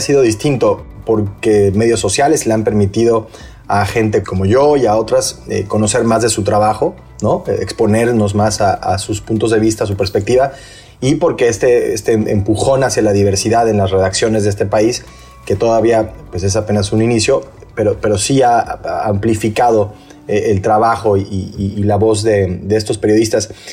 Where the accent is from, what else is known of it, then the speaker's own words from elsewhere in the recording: Mexico; en mi país, en México